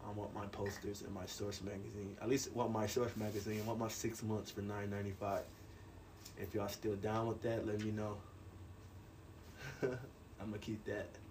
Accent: New York, United States; I'm a New Yorker

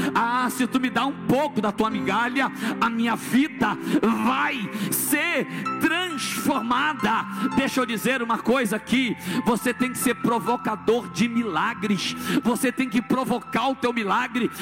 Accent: Brazil; lá no morro do loteamento Samambaia, aonde eu nasci

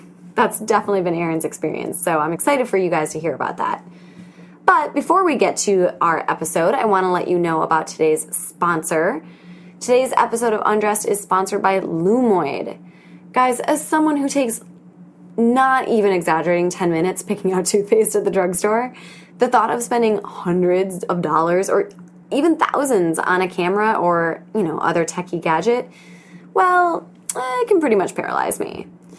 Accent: Wisconsin, United States; now in New York City, United States; I thought everyone either knows I'm from Wisconsin or thinks I still live there and not in New York City.

